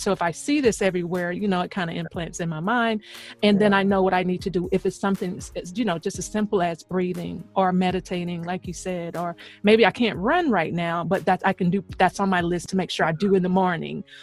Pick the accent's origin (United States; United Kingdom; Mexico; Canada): United States; the South; moved away; also born or lived in Queens, New York; I'm I'm from the South